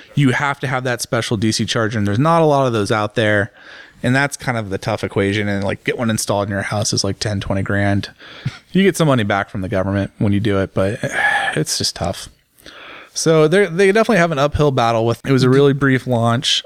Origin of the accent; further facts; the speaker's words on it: United States; as an American businessman, as an American journalist